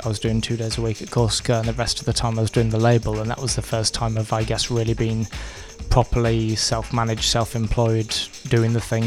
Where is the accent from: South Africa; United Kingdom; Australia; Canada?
United Kingdom; Brighouse, Yorkshire and the Humber; moved away as an adult; now in London, United Kingdom; I'm from Brighouse in West Yorkshire, and I moved to London 9 years ago